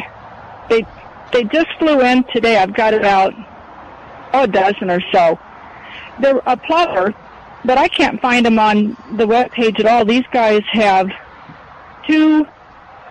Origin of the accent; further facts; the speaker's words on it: Iowa, United States; now in Floresville, United States; I'm from Iowa